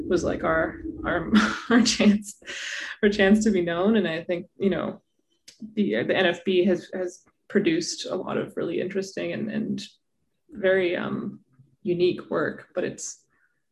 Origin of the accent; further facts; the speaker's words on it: Canada; as a Canadian filmmaker and a Canadian person